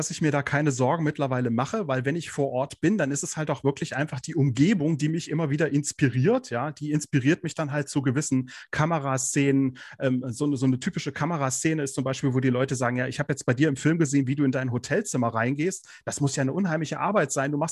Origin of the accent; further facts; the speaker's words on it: Kassel, Hesse, Germany; wohne im schönen Nordhessen. Genauer gesagt äh, komme ich aus Kassel.